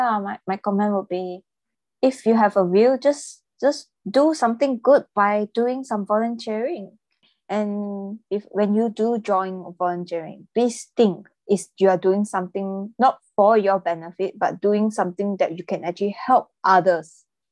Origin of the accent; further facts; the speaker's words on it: Malaysia; In my opinion, I'm from Malaysia, so the future of volunteering in my country